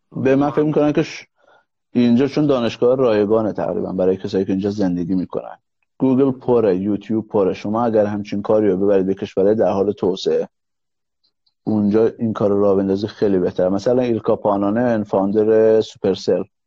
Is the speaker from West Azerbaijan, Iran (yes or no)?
yes; Mahabad, West Azerbaijan, Iran; تو شهر خودم مهاباد